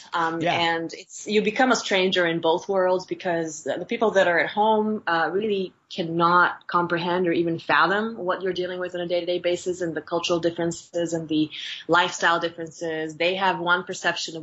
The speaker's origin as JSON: {"language": "English", "country": "Bulgaria", "tie": "born or raised there", "moved": "as an adult", "lives_now": "United States", "said": "I was born in Bulgaria and raised there"}